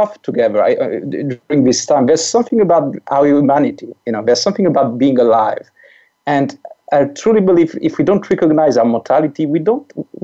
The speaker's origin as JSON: {"language": "English", "country": "France", "accent": "French", "second_language": "English", "said": "I'm French. So this weird accent that your listeners may hear is a French accent"}